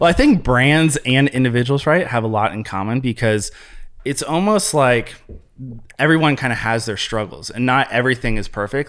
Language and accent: English; Columbus, Ohio, United States; moved away as an adult; also born or lived in Ventura, California; now in Chicago, United States; born and raised in Columbus, Ohio. So that's my area